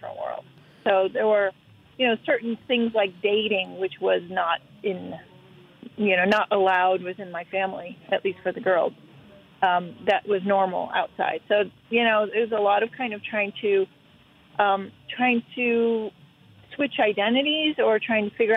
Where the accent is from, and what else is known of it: Cleveland, Ohio, United States; born or raised there; also born or lived in Iraq